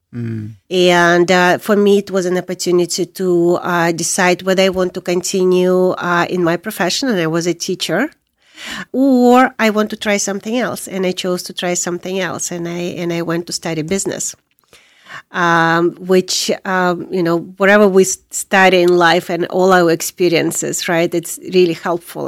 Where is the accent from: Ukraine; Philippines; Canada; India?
Ukraine; Crimea; moved away as an adult; also born or lived in Soviet Union; now in United States; I was born in Soviet Union. I came as a refugee from Ukraine, but I am from Crimea